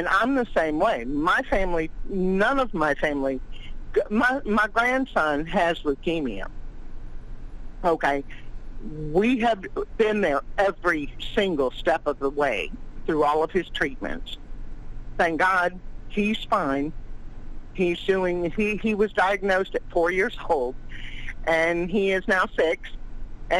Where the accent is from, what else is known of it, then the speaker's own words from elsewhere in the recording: Louisiana, United States; I'm from Louisiana